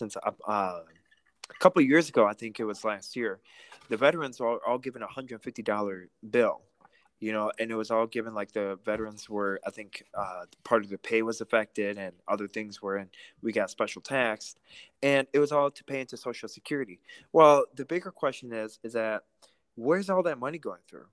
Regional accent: Russia; now in United States; I grew up in, I was born in Russia, and I immigrated to America in 2006

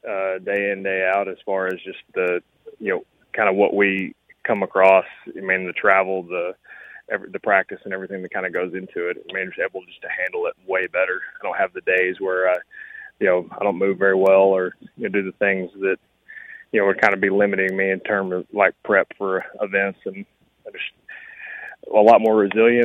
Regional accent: New England, United States; moved away; I was born in New England. I have a bunch of family up here in the Boston area.

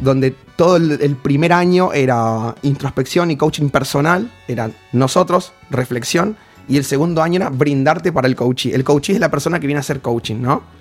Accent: Formosa, Argentina; moved away; soy de Formosa

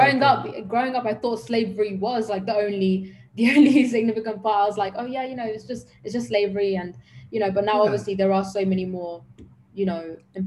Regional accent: London, United Kingdom; growing up in London, Africa

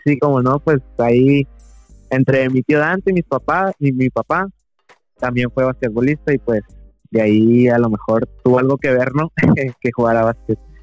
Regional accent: Loreto, Baja California Sur, Mexico; also born or lived in La Paz / San José del Cabo; nací en La Paz, me a vivir a, San José un año y ya toda mi vida acá en Loreto

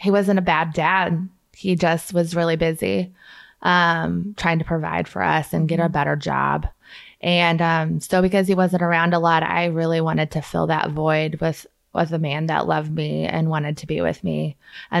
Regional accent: Kansas City, United States; now in Vandalia, United States; I'm from Kansas City, and I somehow ended up in Vandalia, Missouri

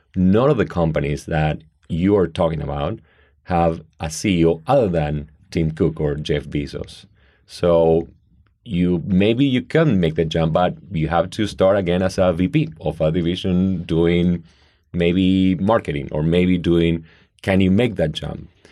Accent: Argentina; now in United States; I grew up in Argentina in a great um, traditional middle class family

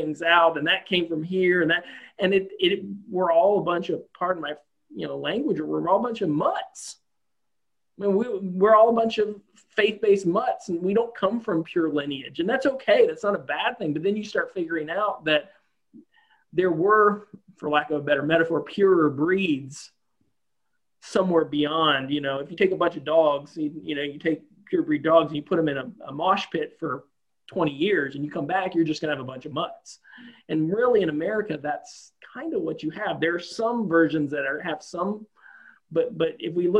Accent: the South, United States; I grew up Southern Baptist in the South for the most part.

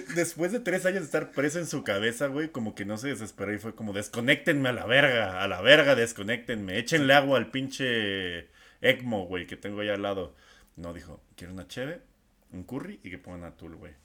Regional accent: Mexico; soy mexicano ya estoy acostumbrado a los temblores

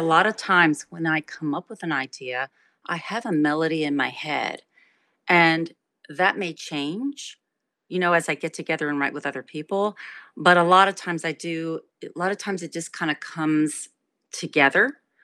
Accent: Trenton, New Jersey, United States; I was raised in Trenton, New Jersey

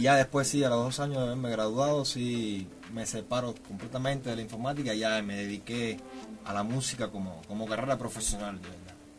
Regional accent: Cuba; Yo soy cubano, soy de un pueblo de Cuba muy pequeño, pueblo de campo

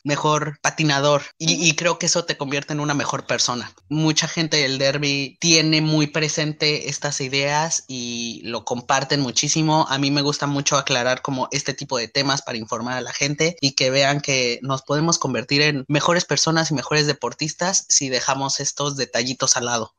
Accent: Mexico; En México creo que la mayoría tenemos ese tamaño

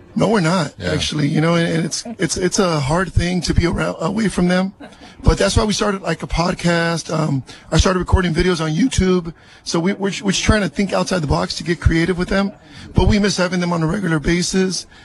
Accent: Salinas, California, United States; also born or lived in East Los Angeles, California; I was born in East LA, but raised here in East Salinas

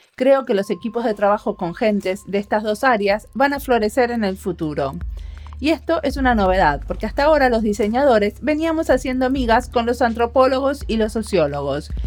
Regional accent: Argentina; also born or lived in Finland; tengo pasaporte finlandés, o sea que formalmente soy finlandesa, pero no siempre me autodenomino finlandesa. A veces y cuando me conviene. O cuando quiero contar cómo hago algo de una forma muy finlandesa. Si no, soy argentina

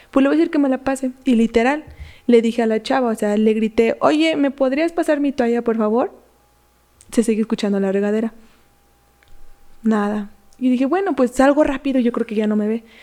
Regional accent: Michoacán, Mexico; Soy de Michoacán, entonces.

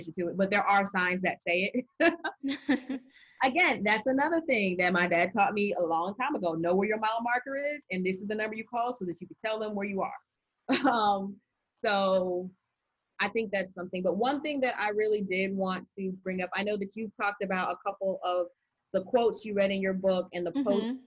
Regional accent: Arizona, United States; moved away; also born or lived in Maryland; When I was growing up in Arizona, it wasn't unusual for me to be the minority in the class

